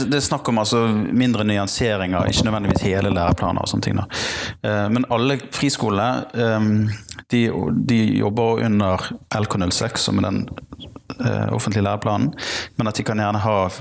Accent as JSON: {"language": "Norwegian", "town": "Bergen", "region": "Vestland", "country": "Norway", "said": "jeg kommer fra Bergen"}